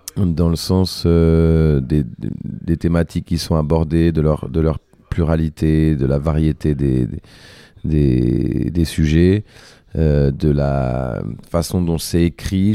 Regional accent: Paris, Île-de-France, France; je suis né à Paris

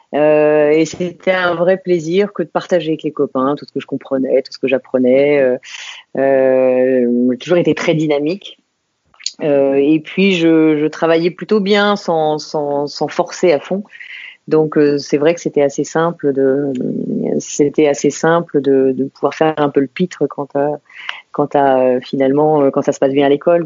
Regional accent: Saint-Maurice, Île-de-France, France; also born or lived in England; Je suis née à Saint-Maurice, tout à côté de, de, Paris. et j'ai vécu en banlieue parisienne pendant, pendant des années autour de Paris. Donc, mes racines sont en île de france

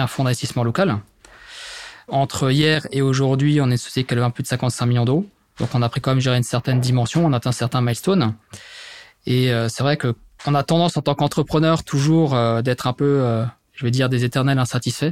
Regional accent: Mulhouse, Grand Est, France; now in Metz, France; je suis originaire à la base de Mulhouse, en Alsace, dans le Grand Est. Aujourd'hui, je vis du côté de Metz depuis maintenant quasiment 8 ans

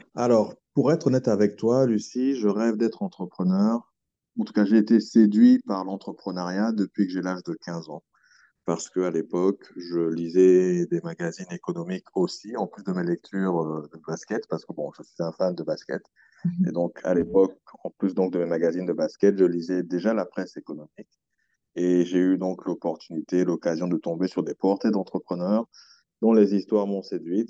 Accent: Republic of the Congo; moved away as an adult; also born or lived in France; now in Brazzaville, Congo; J'ai fait toute ma scolarité primaire, collège, mais, mais lycée aussi, euh, au Congo

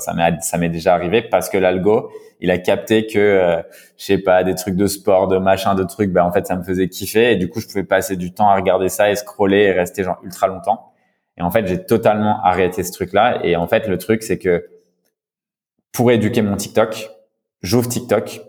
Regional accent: France; accent: French; mon accent français

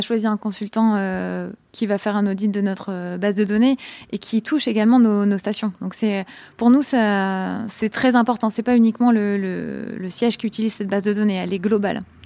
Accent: a small town near Tours, Centre-Val de Loire, France; moved away; je viens d'une petite ville à côté de la petite ville de Tours

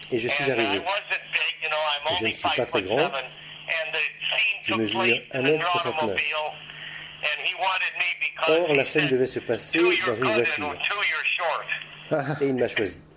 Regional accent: Chicago, Illinois, United States; lui ai dit que j'étais de Chicago

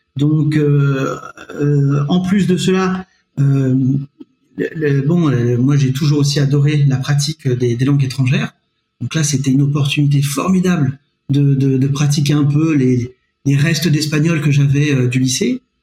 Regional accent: Nevers, Bourgogne-Franche-Comté, France; also born or lived in Syria / Montpellier / Besançon; j'ai passé le, plus clair de, mon adolescence euh, à, Nevers jusqu'au bac. Après, auparavant, moi, je suis né à l'étranger, je suis né en Syrie

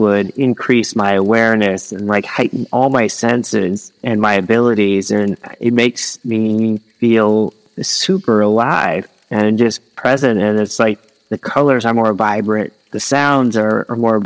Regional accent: Midwest, United States; moved away as an adult; also born or lived in Philippines; I lived in the Philippines for several years and I grew up in the Midwest

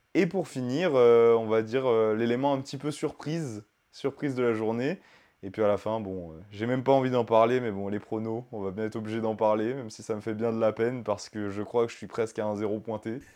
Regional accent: France; on est français

